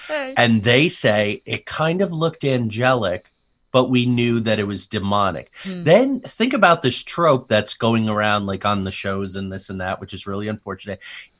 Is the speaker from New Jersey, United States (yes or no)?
yes; New Jersey, United States; I grew up among mafia in Jersey, like serious.